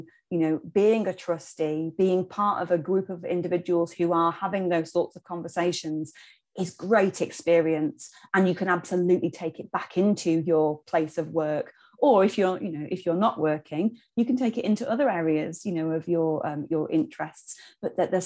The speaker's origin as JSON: {"language": "English", "town": "Knaresborough", "region": "Yorkshire and the Humber", "country": "United Kingdom", "tie": "born or raised there", "moved": "as an adult", "said": "I'm from Knaresborough originally, and that's where I live now, having spent some time away"}